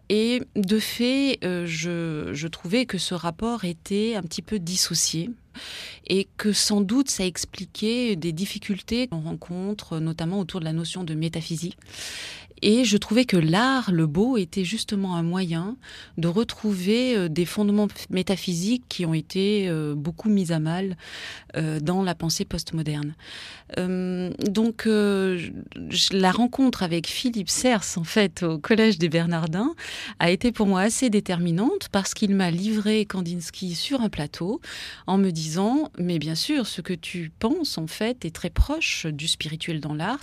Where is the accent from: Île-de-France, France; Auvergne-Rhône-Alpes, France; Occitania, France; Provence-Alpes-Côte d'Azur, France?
Auvergne-Rhône-Alpes, France; Grenoble; je suis grenobloise d'origine